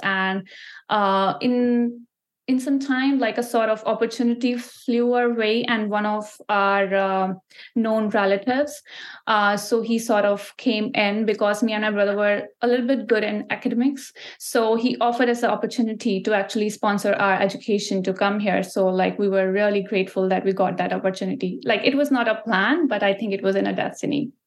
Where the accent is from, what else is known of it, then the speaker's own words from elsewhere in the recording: Ludhiana, Punjab, India; moved away as an adult; now in Canada; I'm from Ludhiana, which is a city in Punjab. So Punjab is like a province, as we call here in Canada. There we call state. So Punjab is a state in India. So that's where I'm from. That's where I grew up and I was born there